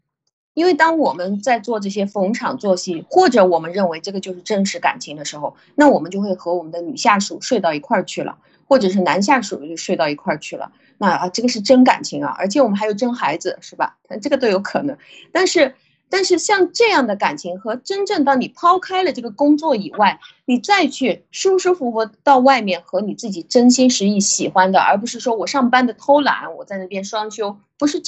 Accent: China; 之前跟大家提过，就是我们中国人能够有这种整体思维、大局思维

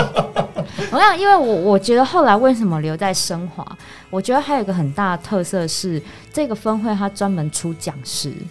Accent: Taiwan; first language Mandarin; 我们是台湾人，我们从小到大都讲国语

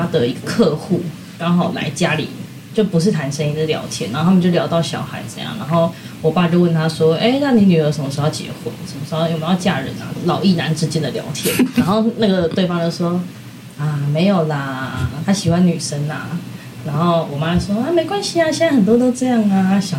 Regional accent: Taipei, Taiwan; 我们都是台北人，就是我妈是三重人，就过一个桥就到了

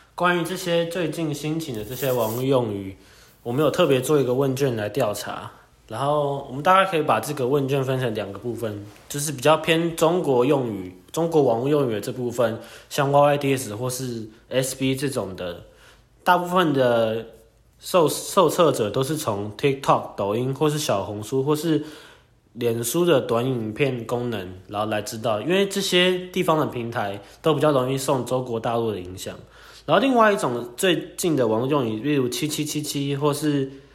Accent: Taiwan; 我们台湾这边

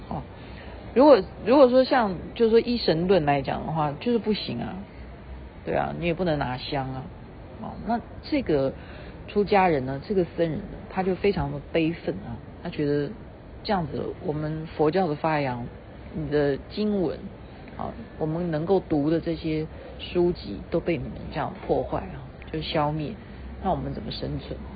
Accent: Taiwan; 像我们台湾人很会花钱

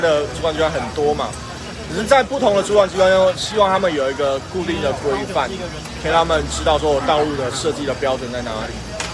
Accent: Taiwan; 我们台湾人

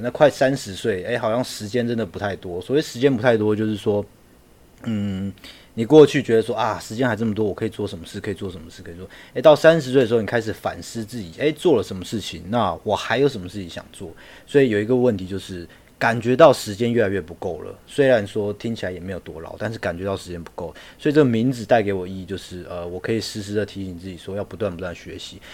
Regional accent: Miaoli, Miaoli County, Taiwan; moved away as an adult; now in Beijing, China; 我是来自，呃，苗栗，我是来自台湾苗栗，呃，讲客家话的伙伴。那我目前人是在北京的B N W担任产品经理，我大学是，呃，中央通讯的

